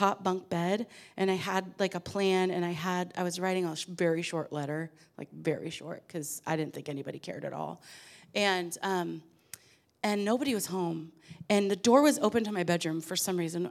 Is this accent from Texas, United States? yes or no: no; Portland, Oregon, United States; I was raised in Portland, Oregon, in the middle of three girls to a pipe fitter and a seamstress